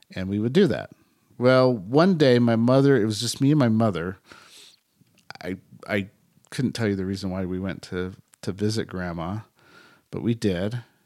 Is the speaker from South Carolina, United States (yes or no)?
no; Bay Area, California, United States; me growing up in the Bay Area